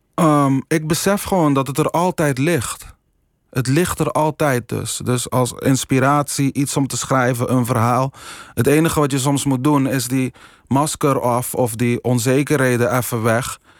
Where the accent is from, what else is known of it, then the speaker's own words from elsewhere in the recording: Curaçao; now in Netherlands; ik heb gewoon mijn jeugd, mijn school, in ieder geval een groot deel van mijn jeugd in Curaçao